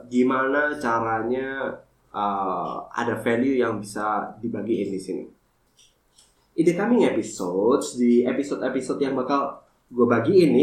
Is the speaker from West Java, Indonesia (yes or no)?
no; Sidoarjo, East Java, Indonesia; now in Jakarta, Indonesia; sampai 2020 gue memutuskan untuk balik ke Sidoarjo, kampung halaman gue untuk open my new uh, eh, F&B business.